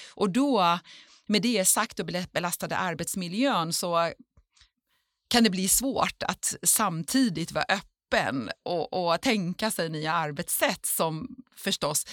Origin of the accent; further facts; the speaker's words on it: Iran; now in Sweden; jag som är född i Iran och bor i Sverige